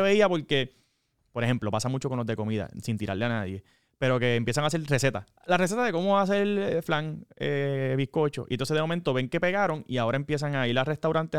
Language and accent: Spanish; Corozal, Puerto Rico; yo soy de Corozal